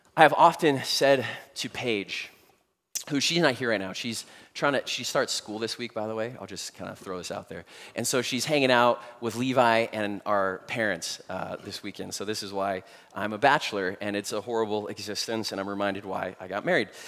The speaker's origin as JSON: {"language": "English", "country": "United States", "said": "us as American Christians"}